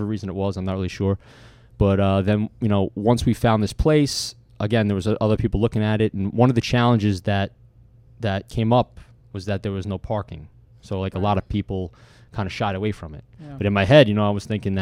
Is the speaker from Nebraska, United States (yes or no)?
no; Bayville, New York, United States; I'm from the North Shore of Long Island. So, you know, I'm from Bayville, Locust Valley.